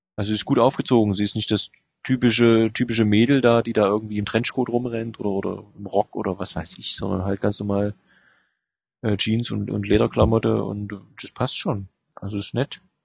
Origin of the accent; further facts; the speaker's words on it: Germany; als Deutscher